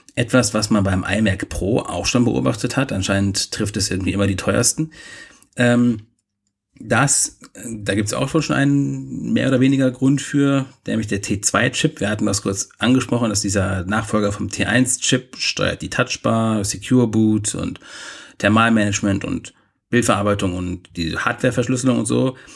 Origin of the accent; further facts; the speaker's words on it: Bielefeld, North Rhine-Westphalia, Germany; moved away; aus meiner Heimat